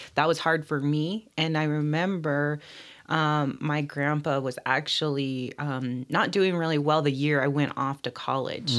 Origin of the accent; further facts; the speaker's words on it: Bishop, California, United States; also born or lived in Riverside, California; I grew up here in Bishop, went away to school, uh, starting in high school when we went to boarding school, Sherman Indian High School